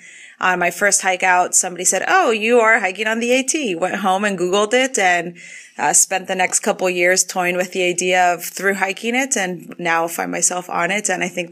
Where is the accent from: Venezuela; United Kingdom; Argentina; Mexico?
Argentina; also born or lived in Canada; now in Atlanta, United States; I am 31 years old. I live in Atlanta, but I'm originally from Argentina and Canada.